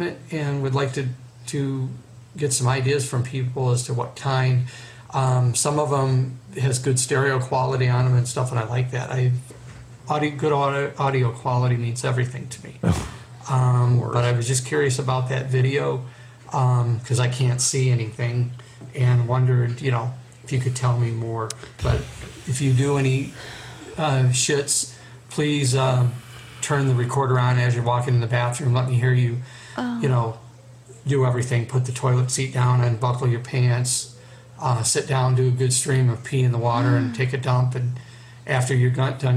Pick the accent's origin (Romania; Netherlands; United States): United States; Southgate, Michigan; I'm from Southgate, Michigan.